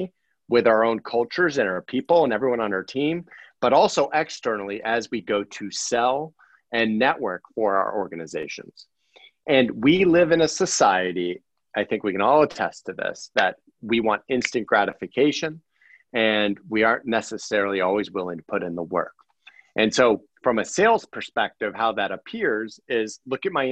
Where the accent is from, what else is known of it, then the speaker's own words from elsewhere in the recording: Akron, Ohio, United States; I was born in Akron